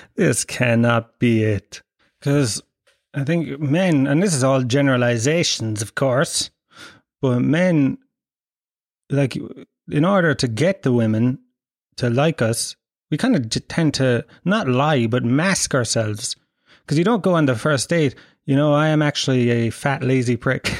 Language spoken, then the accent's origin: English; Ireland; we grew up in in Ireland